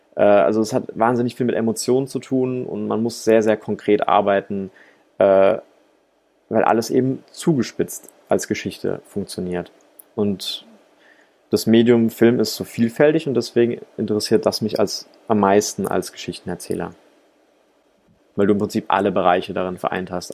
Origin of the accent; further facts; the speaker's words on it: Rhine-Neckar, Germany; moved away as an adult; now in Ludwigsburg, Germany; Ich bin Filmemacher aus der Metropolregion Rhein-Neckar